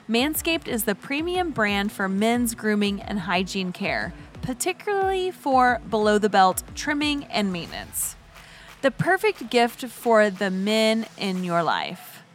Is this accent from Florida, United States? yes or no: no; Havertown, Pennsylvania, United States; moved away; also born or lived in Washington State; I'm from Havertown. It's a small town